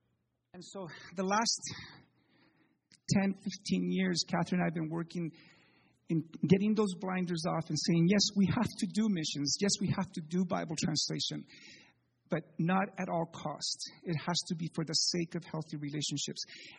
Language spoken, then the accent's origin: English; Chile; moved away as an adult; I need to tell you that I'm the child of missionaries. I was born in Chile, lived there till I was 18.